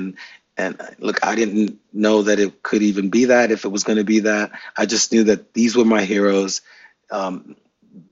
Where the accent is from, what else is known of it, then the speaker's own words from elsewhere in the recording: New York City, New York, United States; I'm from Brooklyn, New York